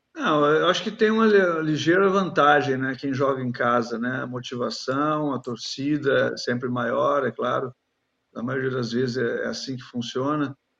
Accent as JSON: {"language": "Portuguese", "area": "Gaúcho", "region": "Rio Grande do Sul", "country": "Brazil", "said": "que sou gaúcho"}